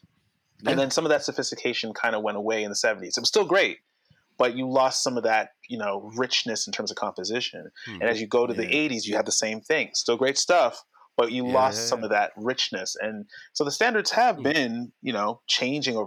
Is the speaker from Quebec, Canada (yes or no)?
no; Toronto, Ontario, Canada; I was from Scarborough